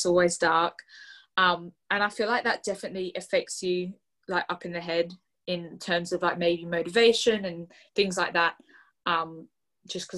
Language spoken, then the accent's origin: English; Australia; now in United Kingdom; I'm Australian, like, originally Australian